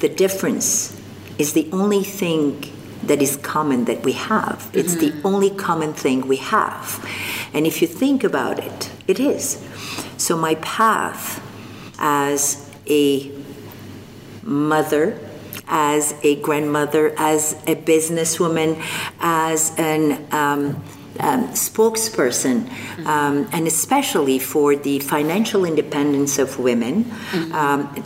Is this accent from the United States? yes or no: no; Algeria; first language French; English is a second language; moved away as an adult; also born or lived in Morocco; now in Canada; I was born in North Africa, in Morocco, and I grew up in Algeria